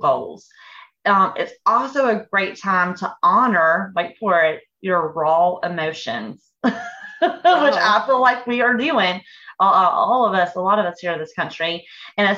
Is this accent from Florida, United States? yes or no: no; Fort Mill, South Carolina, United States; In the town we grew up in Fort Mill, South Carolina, at the time it was a very, very small town